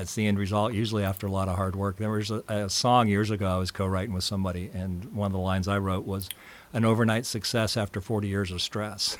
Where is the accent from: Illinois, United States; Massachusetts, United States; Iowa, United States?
Iowa, United States; Des Moines; University of Iowa, 'cause I grew up in Des Moines